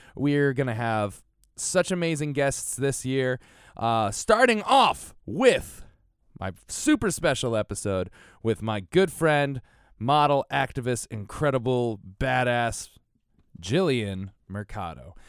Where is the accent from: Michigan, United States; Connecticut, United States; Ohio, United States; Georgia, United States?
Connecticut, United States; moved away; I'm from Connecticut originally.